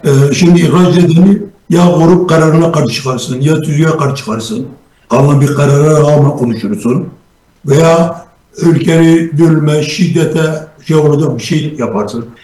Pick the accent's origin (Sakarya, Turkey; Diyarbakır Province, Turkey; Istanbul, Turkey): Diyarbakır Province, Turkey; Diyarbakır; Diyarbakırlıyım, Kürdüm.